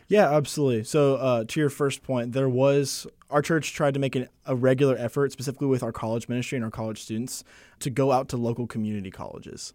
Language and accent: English; Arlington, Texas, United States; moved away as an adult; now in Wake Forest, United States; I'm originally from Arlington, Texas. I was born and raised there